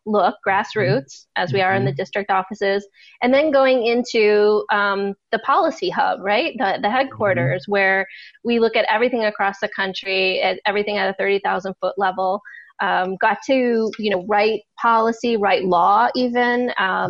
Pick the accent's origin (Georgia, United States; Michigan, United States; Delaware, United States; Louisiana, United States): Michigan, United States; Detroit; moved away as an adult; also born or lived in Washington, D.C.; Detroit is my hometown